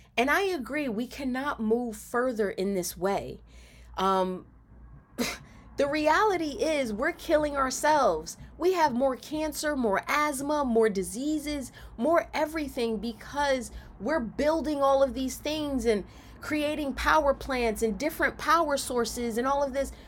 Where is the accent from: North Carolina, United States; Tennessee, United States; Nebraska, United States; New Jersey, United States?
New Jersey, United States; Camden; when I was growing up in Camden